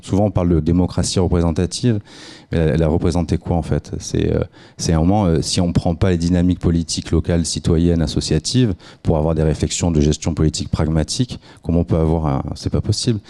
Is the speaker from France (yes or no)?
yes; Nice, Provence-Alpes-Côte d'Azur, France; moi je suis niçois